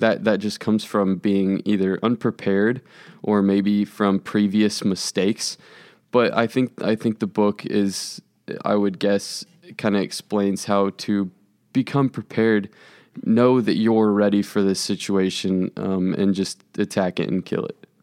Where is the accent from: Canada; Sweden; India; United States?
United States; Overland Park, Kansas; I grew up in Overland Park